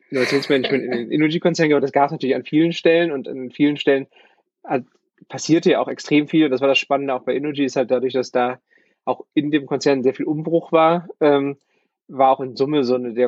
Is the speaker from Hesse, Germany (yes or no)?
no; Bochum, North Rhine-Westphalia, Germany; ich bin Bochumer und habe eigentlich mein ganzes Leben hier im Ruhrgebiet mit so ein paar Stationen außerhalb, aber eigentlich hier verbracht.